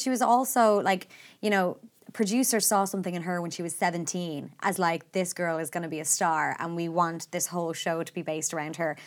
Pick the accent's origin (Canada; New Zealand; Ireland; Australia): Ireland; as Irish people